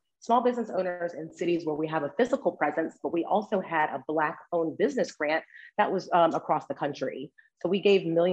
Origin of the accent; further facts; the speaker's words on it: Memphis, Tennessee, United States; moved away as an adult; now in Washington, DC area, United States; I am originally from Memphis, Tennessee, but have been living in the DC area for right at 7 years.